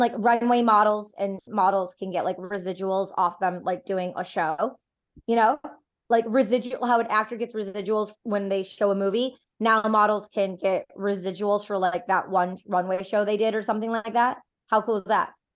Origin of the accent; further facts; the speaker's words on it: Detroit, Michigan, United States; I'm personally from Detroit.